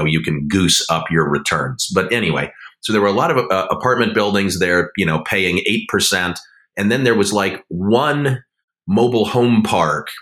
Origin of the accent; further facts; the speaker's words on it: Denver, Colorado, United States; moved away as an adult; also born or lived in East Coast; now in San Francisco Bay Area, United States; I grew up in Denver, you know, went through public school, went back east for college